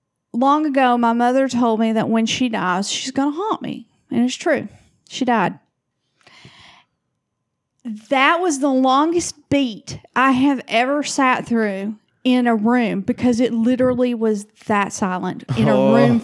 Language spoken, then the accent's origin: English; the South, United States; I'm from the South. We say Lafayette.